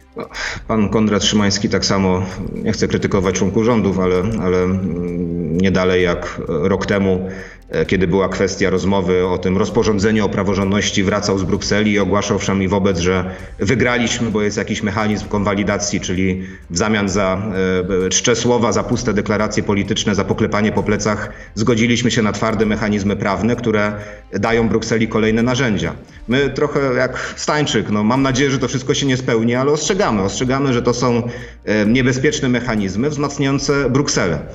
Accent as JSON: {"language": "Polish", "town": "Racibórz", "region": "Silesian Voivodeship", "country": "Poland", "said": "ja jestem z Raciborza"}